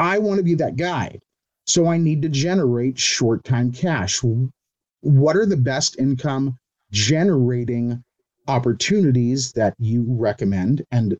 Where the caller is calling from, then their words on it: Cypress, California, United States; Cypress, California.